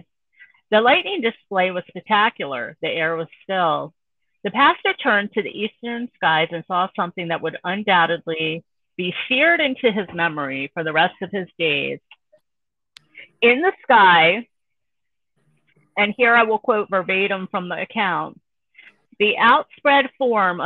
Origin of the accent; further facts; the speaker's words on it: Maryland, United States; I'm from Maryland, so it's southern Maryland